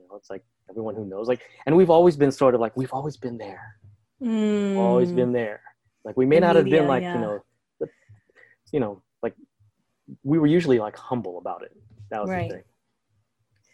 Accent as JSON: {"language": "English", "town": "Toronto", "region": "Ontario", "country": "Canada", "tie": "born or raised there", "said": "I was born in Toronto"}